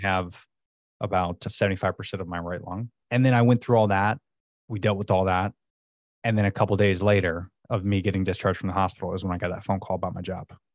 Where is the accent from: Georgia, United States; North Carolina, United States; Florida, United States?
Florida, United States; I'm pretty much born and raised in Florida